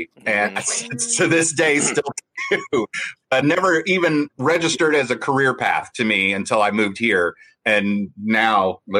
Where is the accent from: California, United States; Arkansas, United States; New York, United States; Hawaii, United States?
California, United States; moved away as an adult; now in Texas, United States; I grew up in California as an actor